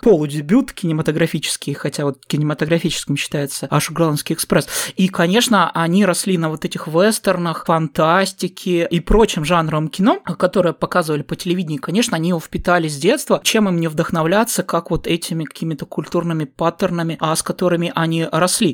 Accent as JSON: {"language": "Russian", "region": "Southern Urals", "country": "Russia", "said": "у нас находится рядом Аркаим"}